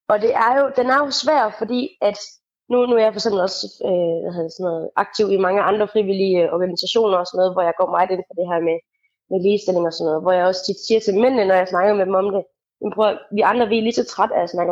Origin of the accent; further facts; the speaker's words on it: Randers, Central Denmark Region, Denmark; i Randersområdet, der hvor jeg kommer fra